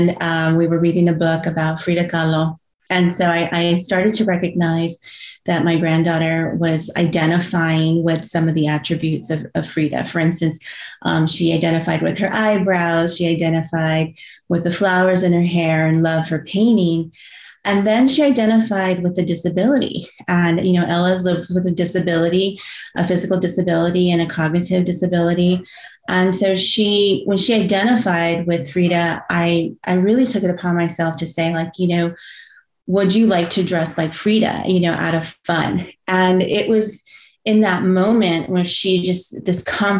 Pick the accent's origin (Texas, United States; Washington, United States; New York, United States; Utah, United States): Texas, United States; San Antonio; also born or lived in California; originally from San Antonio. We did live in California for a bit, came back. But born and raised on the South Side